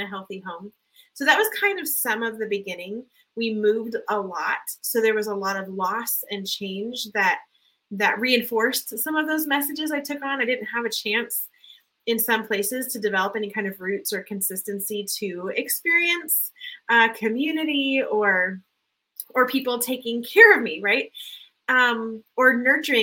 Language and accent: English; Southern California, United States; I was raised in Southern California, low income, poverty level at times